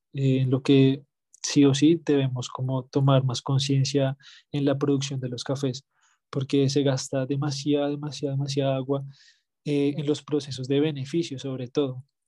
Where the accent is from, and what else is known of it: Colombia